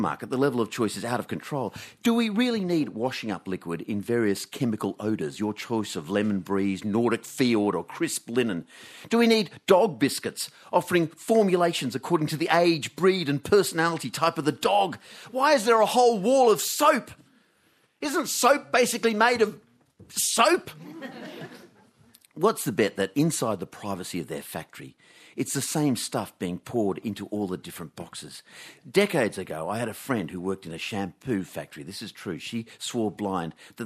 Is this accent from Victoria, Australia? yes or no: no; Canberra, Australian Capital Territory, Australia; When I was a teenager growing up in Canberra